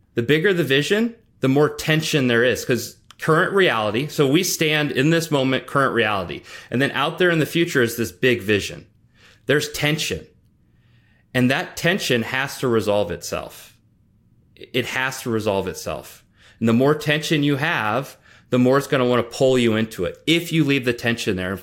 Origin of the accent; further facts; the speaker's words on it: Nebraska, United States; I grew up in Nebraska